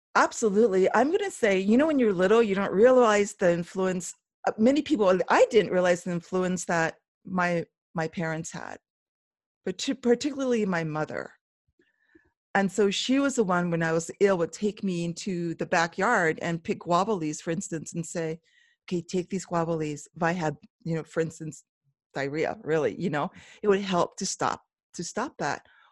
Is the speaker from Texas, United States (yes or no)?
no; Oahu, Hawaii, United States; moved away as an adult; now in Waimea, Hawaii Island, United States; I was originally born and raised on the island of Oahu